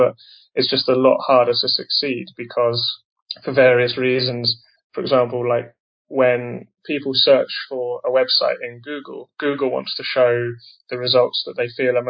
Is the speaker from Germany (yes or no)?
no; England, United Kingdom; moved away as an adult; also born or lived in Taiwan; I'm originally from England